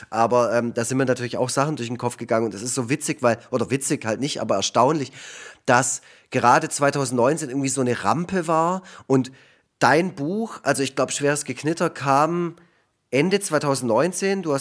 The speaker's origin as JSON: {"language": "German", "country": "Canada", "moved": "yes", "said": "einerseits war da da auch mal wieder einen Besuch in Kanada in meiner alten Heimat war da in dem Jahr"}